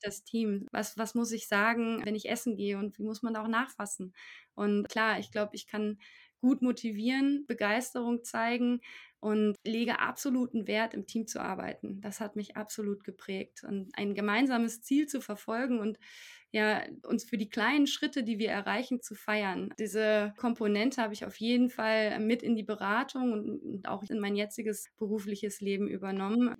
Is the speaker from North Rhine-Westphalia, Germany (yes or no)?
yes; Paderborn, North Rhine-Westphalia, Germany; in Paderborn, meiner Heimatstadt